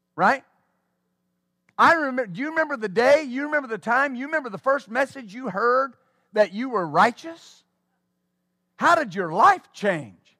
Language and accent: English; West Texas, United States; I was raised in West Texas